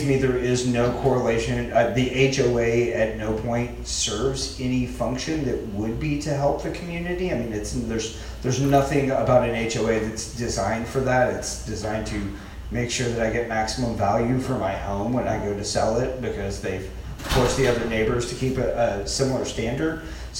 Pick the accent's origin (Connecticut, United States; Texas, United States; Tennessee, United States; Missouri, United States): Texas, United States; Plano; Growing up in Plano